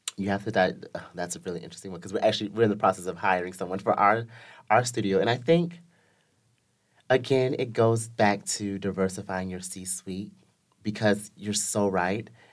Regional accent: the South, United States; I'm from the South in America

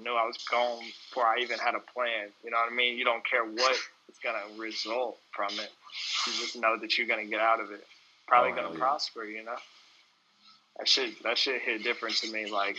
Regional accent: Mississippi, United States; now in Ithaca, United States

